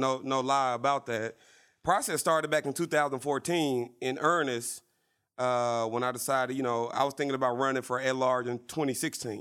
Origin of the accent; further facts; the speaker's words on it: Little Rock, Arkansas, United States; growing up in Little Rock